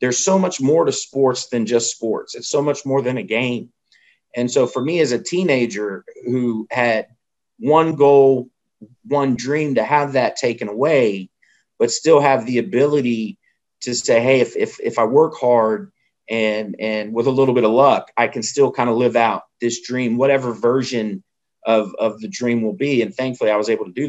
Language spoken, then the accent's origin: English; Fayetteville, North Carolina, United States; I'm from Fayetteville.